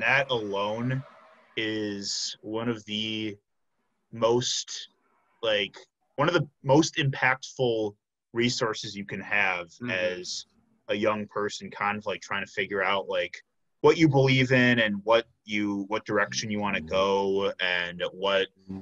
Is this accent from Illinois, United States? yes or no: yes; Flossmoor, Illinois, United States; I grew up in Flossmoor, Illinois, which is on the in the south suburbs of Chicago.